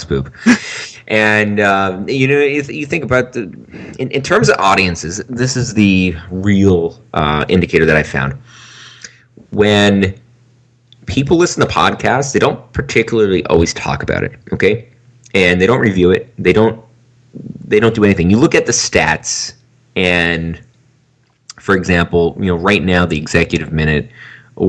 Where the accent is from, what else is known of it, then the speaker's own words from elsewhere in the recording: Canada; I'm from Canada